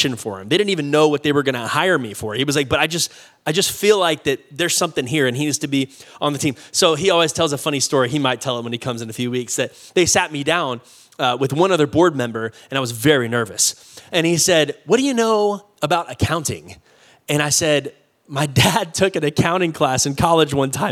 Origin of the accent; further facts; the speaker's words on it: Austin, Texas, United States; also born or lived in Oklahoma; I'm from Austin